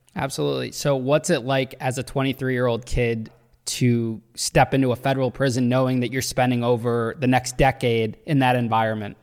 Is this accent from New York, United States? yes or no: no; Danbury, Connecticut, United States; I'm from Danbury